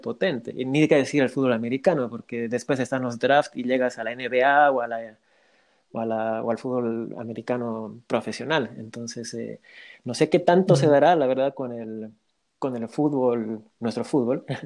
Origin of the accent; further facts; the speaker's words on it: Bolivia; yo soy de Bolivia